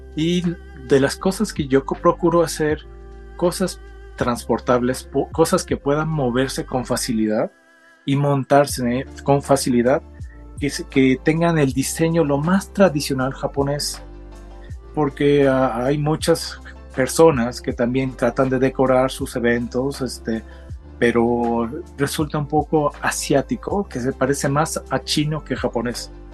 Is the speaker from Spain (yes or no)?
no; Mexico; also born or lived in Japan; soy de origen japonés, nacido en México. Yo soy ya la tercera generación, quiere decir que mis abuelos eran japoneses, mis padres ambos hijos de japoneses ya nacidos en México y pues yo ya nací en México